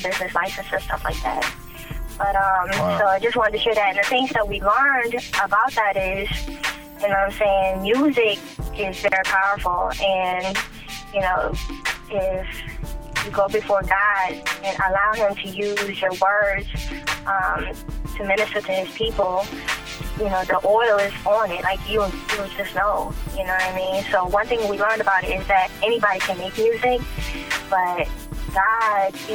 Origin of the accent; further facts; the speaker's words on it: Philippines; moved away; I'm from the Philippines